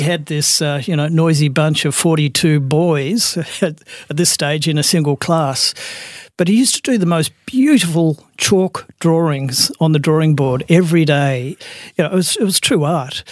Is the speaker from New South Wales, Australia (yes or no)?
no; Melbourne, Victoria, Australia; I'm Melbourne uh, born and bred. I'm a Bayside boy, so I was born in Brighton, grew up in Sandringham